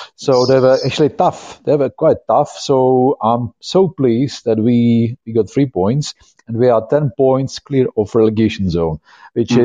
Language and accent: English; Czechia; now in Brighton, United Kingdom; I come from Czech Republic